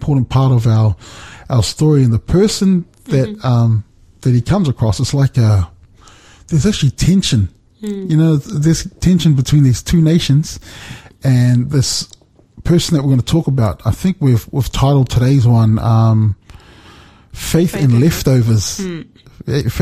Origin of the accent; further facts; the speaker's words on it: New Zealand; moved away; also born or lived in Australia; I remember being a child and I grew up in New Zealand